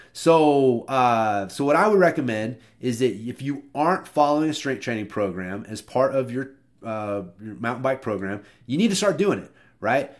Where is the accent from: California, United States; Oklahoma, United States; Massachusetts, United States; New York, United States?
Oklahoma, United States; I'm from Oklahoma